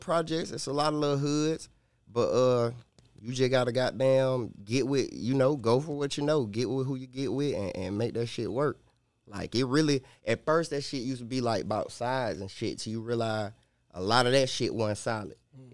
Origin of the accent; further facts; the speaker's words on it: Columbus, Ohio, United States; also born or lived in Michigan; I was born in Columbus. But you my moved, pops, okay. Yeah, moving from Michigan, everywhere.